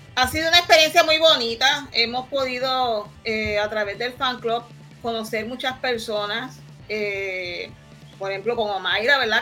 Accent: San Lorenzo, Puerto Rico; soy de aquí de San Lorenzo

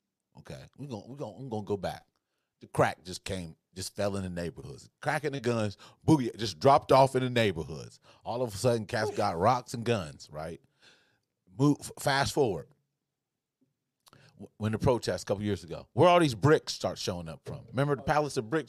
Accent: Ohio, United States; I'm from Ohio

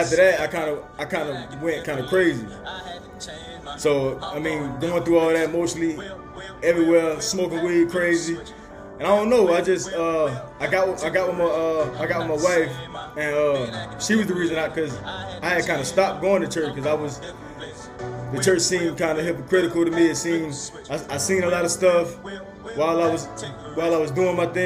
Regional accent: Bryan County, Georgia, United States; also born or lived in Atlanta, Georgia; I'm born in Atlanta, but pretty much I was raised in Bryan County. I moved to Bryan County when I was 13

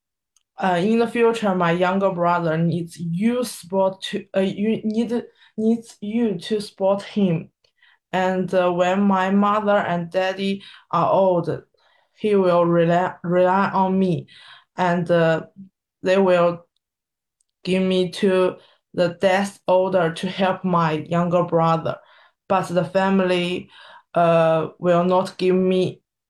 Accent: Suzhou, Jiangsu, China; I come from Suzhou in China

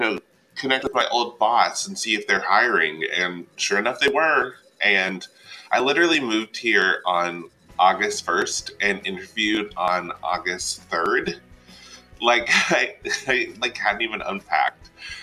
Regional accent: Columbia, South Carolina, United States; moved away as an adult; also born or lived in Charleston, South Carolina; now in New York City, United States; I am originally from Columbia, South Carolina, and then I graduated from the College of Charleston, and now I live in New York City

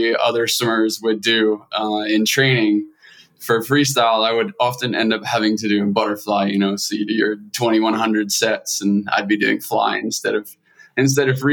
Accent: Scotland, United Kingdom; accent: Scottish; moved away as an adult; also born or lived in Edinburgh; now in Los Angeles, United States; I grew up in a small village of about 400 individuals, and grew up pretty poor, pretty like limited resources financially, pretty poverty stricken area in Scotland

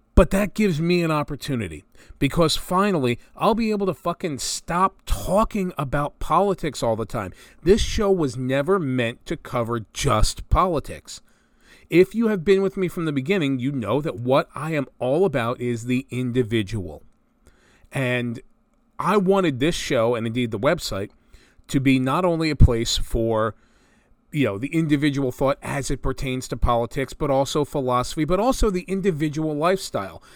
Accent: New Jersey, United States; Growing up in North Jersey

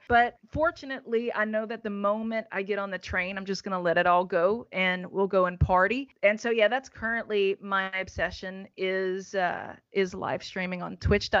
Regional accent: the South, United States; You know, like I grew up in the South and I was taught a whole bunch of behaviors that don't pay off professionally.

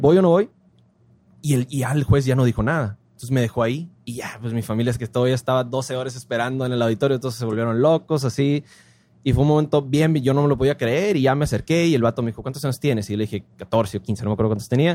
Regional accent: Ciudad Obregón, Sonora, Mexico; soy de Obregón

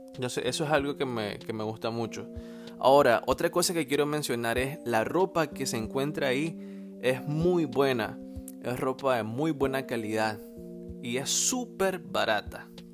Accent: Nicaragua; now in England, United Kingdom

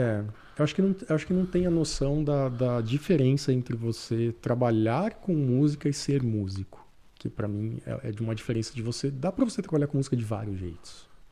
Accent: Jaci, São Paulo, Brazil; moved away as an adult; now in Canada; Eu sou de uma cidade do interior de São Paulo.

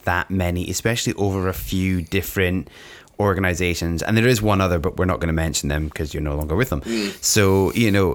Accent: Scotland, United Kingdom; I'm from Scotland.

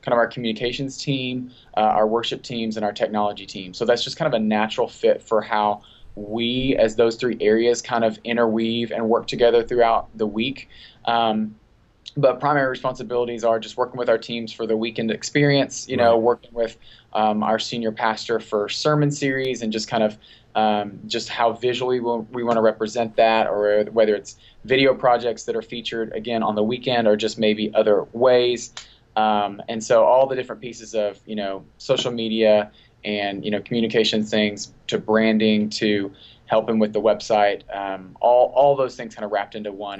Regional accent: Texas, United States; now in Tennessee, United States; I was born and raised in Texas.

